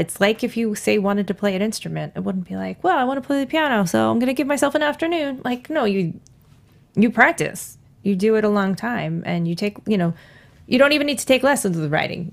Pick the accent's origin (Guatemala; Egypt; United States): United States; New York; moved away; I'm from New York.